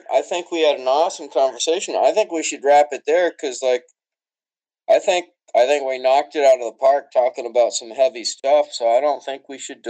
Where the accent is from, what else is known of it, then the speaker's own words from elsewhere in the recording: United States; Sorry, man, I'm American.